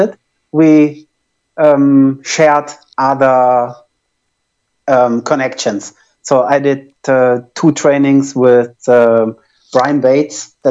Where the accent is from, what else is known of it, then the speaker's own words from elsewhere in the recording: Germany; accent: German; English is a second language; my German accent